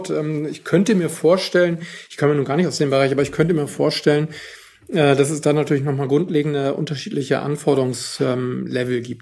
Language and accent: German; Northern Germany, Germany; ich als Norddeutscher kann das sagen, es besteht häufig als das Vorurteil gegenüber Norddeutschland, dass da weniger Sonne scheint.